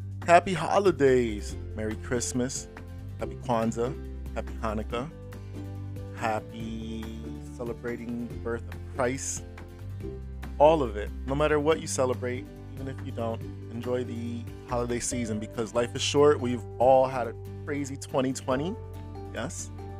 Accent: New York City, New York, United States; Yo, that's my hometown.

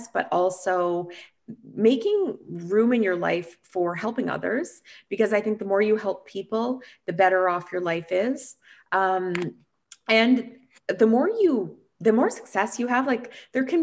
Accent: Canada; I'm from Canada

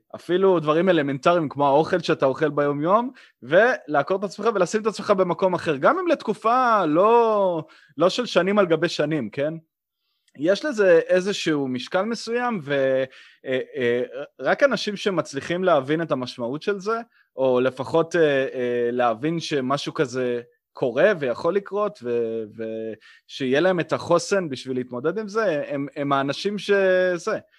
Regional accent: Israel; also born or lived in Blacksburg, Virginia, United States; בתור ישראלי שנמצא בארגון אמריקאי

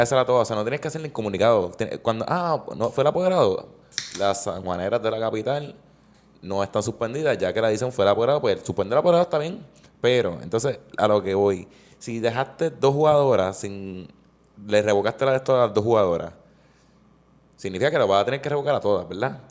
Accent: Puerto Rico; como patrono puertorriqueño

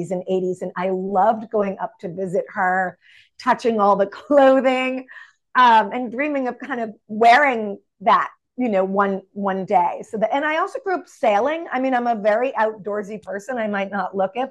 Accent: Burlington, Vermont, United States; I grew up in Burlington, Vermont. So very northern part.

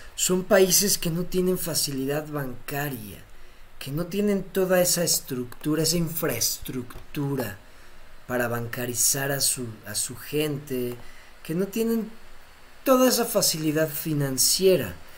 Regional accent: Mexico; siendo mexicano

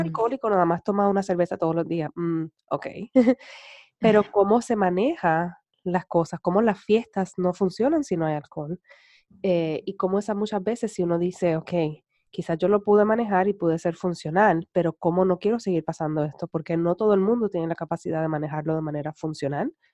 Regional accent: Puerto Rico

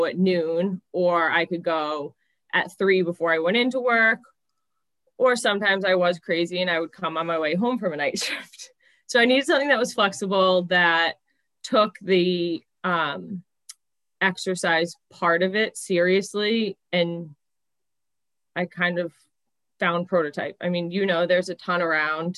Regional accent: Mansfield, United States; So I grew up in Mansfield

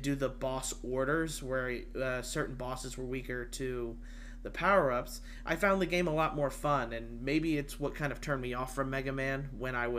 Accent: Costa Rica; I was born in Costa Rica

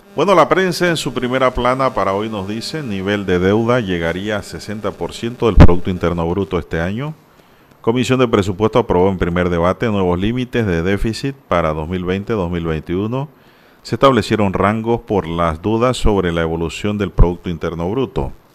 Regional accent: Panama; Yo no soy español puro ni alemán. Aquí somos crisol de raza

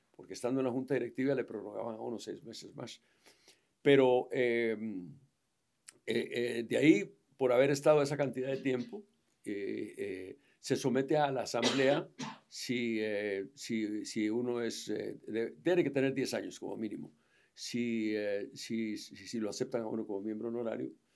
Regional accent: Guatemala; Guatemala es mi país, porque soy guatemalteco natural

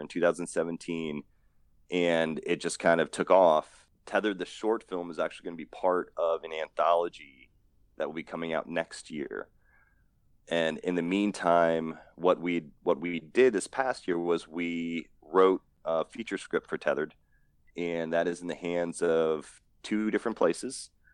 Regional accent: East Coast, United States; growing up on the East Coast, I've seen you know, thousands of cars growing up

